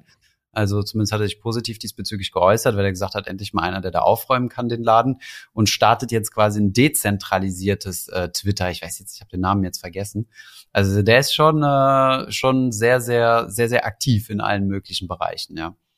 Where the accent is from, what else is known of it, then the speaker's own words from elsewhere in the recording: Germany; hier bei uns in Deutschland